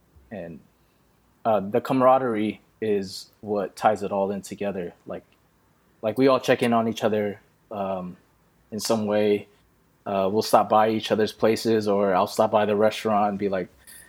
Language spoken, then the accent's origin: English; Philippines; You know, obviously being Filipino, you end up knowing a bunch of Filipino guys